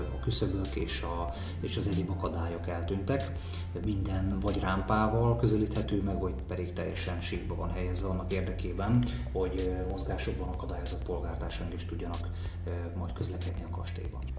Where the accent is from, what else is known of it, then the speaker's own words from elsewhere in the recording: Gyula, Békés, Hungary; mint gyulai